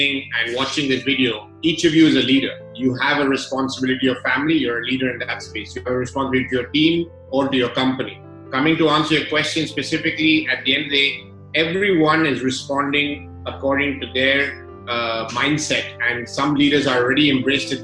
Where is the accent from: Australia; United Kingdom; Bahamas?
United Kingdom; London; I grew up in London, and at the age of 13, I was in a school in the UK, one of the very few Indians in that school